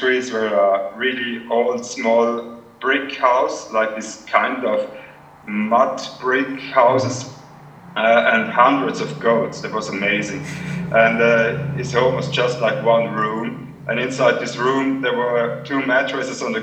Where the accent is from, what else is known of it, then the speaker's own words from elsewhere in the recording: Switzerland; my neighborhood in Switzerland, up in Zellerland.